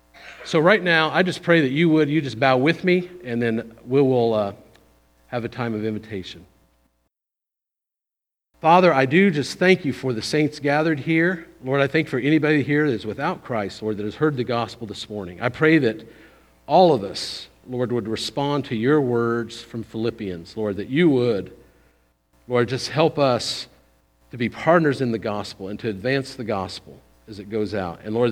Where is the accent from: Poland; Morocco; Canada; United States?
United States; Brownstown, Indiana; also born or lived in Seymour, United States; I was born in Seymour, grew up in Brownstown. I went to Indiana State University.